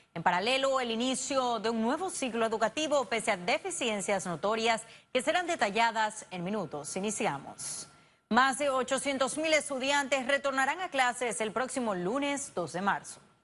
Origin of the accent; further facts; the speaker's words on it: Panama; nosotros como panameños responsables